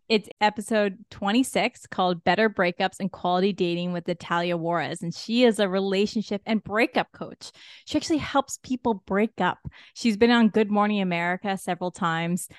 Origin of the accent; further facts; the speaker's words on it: Ontario, Canada; we're all from Ontario